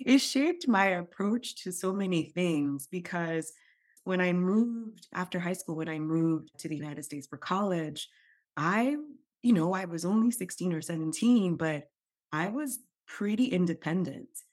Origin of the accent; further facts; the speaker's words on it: Nigeria; moved away; I grew up in Nigeria